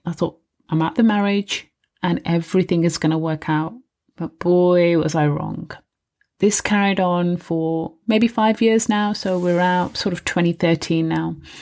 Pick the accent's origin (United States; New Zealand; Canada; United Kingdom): United Kingdom; I was living in the U K, I was born in the U K